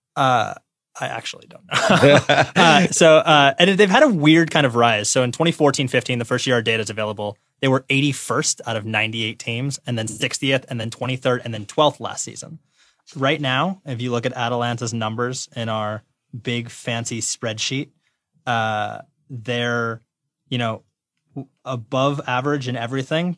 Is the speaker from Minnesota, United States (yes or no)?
no; Detroit, Michigan, United States; I'm from Detroit